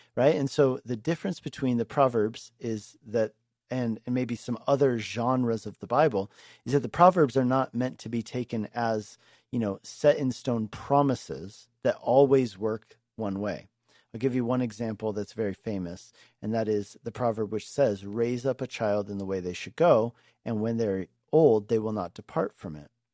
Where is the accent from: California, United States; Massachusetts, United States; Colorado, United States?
Colorado, United States; Denver; moved away as an adult; also born or lived in Hungary / Longmont, Colorado; I'm a Colorado native, um, and I grew up in Denver.